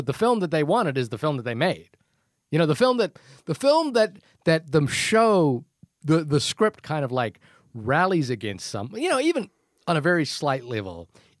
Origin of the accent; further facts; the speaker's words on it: New Zealand; accent: New Zealand; My New Zealand accent doesn't work